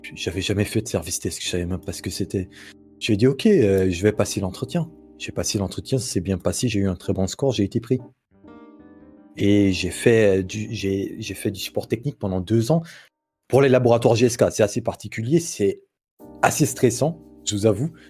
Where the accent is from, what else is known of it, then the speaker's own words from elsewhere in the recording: Guinea; moved away as an adult; now in Morocco; j'ai grandi en Guinée et en 2016, fin 2016, je suis venu au Maroc pour finir mes études